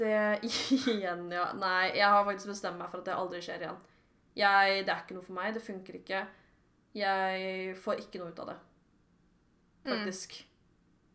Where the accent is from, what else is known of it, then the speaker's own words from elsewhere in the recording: Sørum, Akershus, Norway; now in Jessheim, Norway; Jeg er fra Sørum